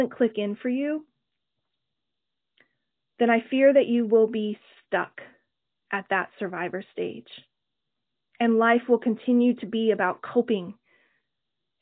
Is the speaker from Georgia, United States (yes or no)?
no; Oklahoma, United States; growing up in Oklahoma